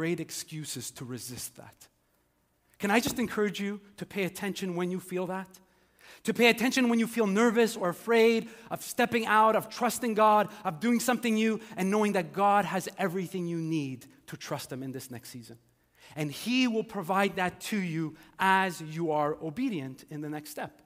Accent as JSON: {"language": "English", "town": "Montreal", "region": "Quebec", "country": "Canada", "tie": "born or raised there", "also_born_or_lived": "Ontario", "said": "I grew up here in Montreal"}